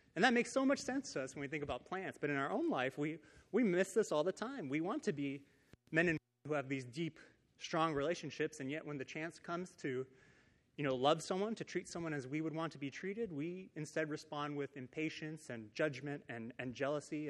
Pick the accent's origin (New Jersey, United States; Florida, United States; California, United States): California, United States; Downey; I grew up in Downey, California, which is like 20 minutes away from here